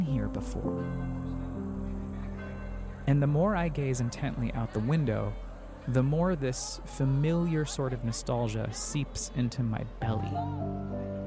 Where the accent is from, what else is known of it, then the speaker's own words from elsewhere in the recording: Colorado Springs, Colorado, United States; I grew up in Colorado Springs, Colorado, nestled in the foothills of the Rockies